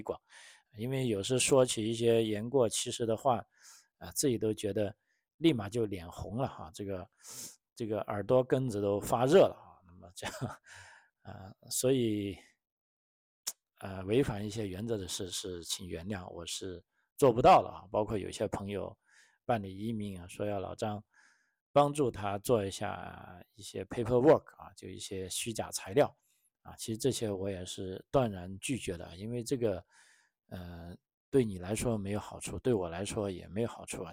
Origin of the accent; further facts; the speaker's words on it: China; now in Australia; 我们中国人的传统